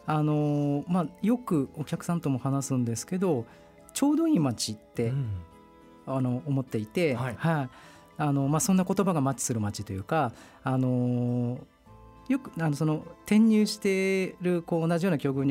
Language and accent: Japanese; Nasushiobara, Tochigi, Japan; でもあの、まあ、那須塩原市出身なんですけども那須塩原市でこのスタンド式